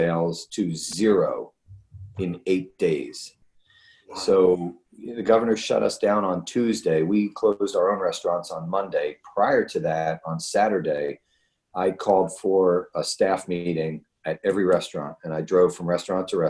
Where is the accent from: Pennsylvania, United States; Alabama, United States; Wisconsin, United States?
Pennsylvania, United States; Philadelphia; moved away; also born or lived in Texas; I grew up in Philadelphia